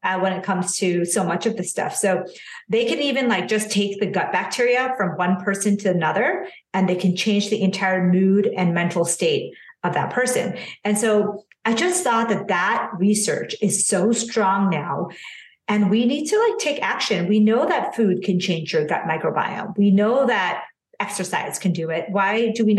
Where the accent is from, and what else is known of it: United States; born or raised there; also born or lived in India